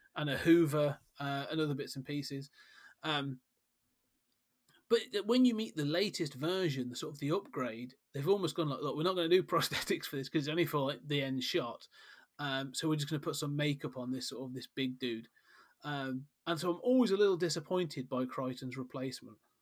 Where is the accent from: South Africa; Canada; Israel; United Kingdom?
United Kingdom; We are British after all.